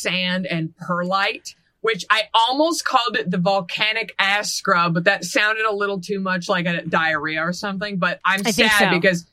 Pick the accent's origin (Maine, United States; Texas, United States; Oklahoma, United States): Texas, United States; my home state